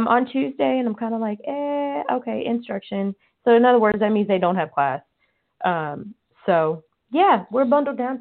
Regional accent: Colorado, United States; now in Katy, United States; We're from Colorado

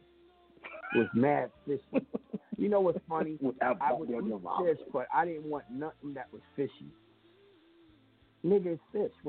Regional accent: New York, United States; I'm a New Yorker. What do you mean I can't eat no pizza?

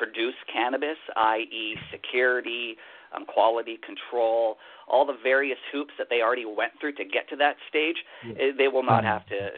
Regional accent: Winnipeg, Manitoba, Canada; moved away; I was originally born and raised in Winnipeg, where the winters are ice cold and freezing

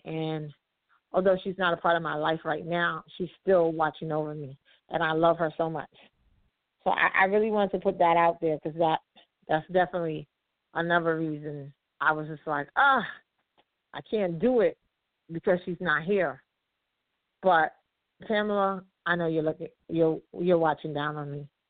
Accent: New York City, New York, United States; I'm from Harlem, Harlem, New York.

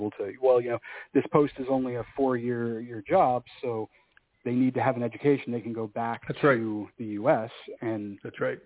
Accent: Houston, Texas, United States; moved away; I'm from Houston.

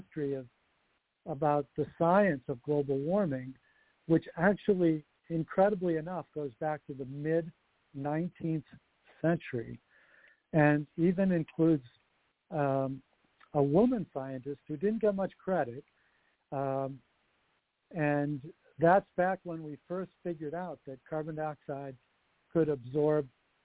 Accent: Detroit, Michigan, United States; I'm actually from Detroit, so the Motown sound is very near and dear to me, too.

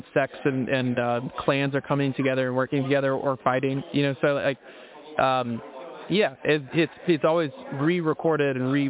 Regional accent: Mississippi, United States; I'm from Mississippi.

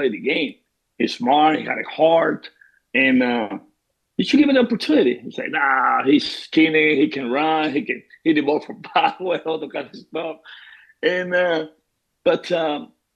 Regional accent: Venezuela; moved away as an adult; now in Tampa, United States; I grew up in Venezuela

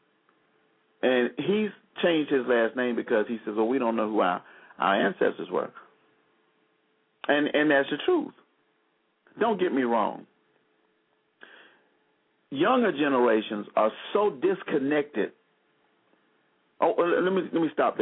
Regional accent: Selma, Alabama, United States; I'm from Selma, Alabama

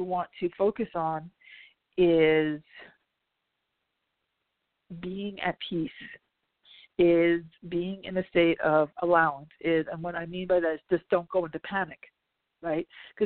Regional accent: New Jersey, United States; I'm from Jersey

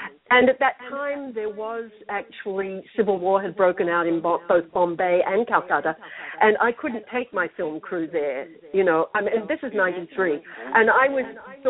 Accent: Australia; when I was growing up in Australia

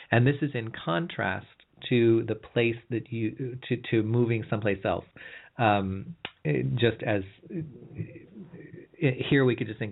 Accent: California, United States; I'm from California

